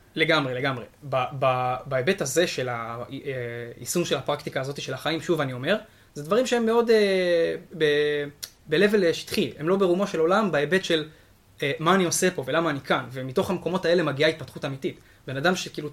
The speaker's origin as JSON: {"language": "Hebrew", "town": "Shimshit", "region": "Northern District", "country": "Israel", "moved": "yes", "lives_now": "Tzurit, Israel", "said": "גר בצורית באזור משגב, אבל במקור אני משמשית"}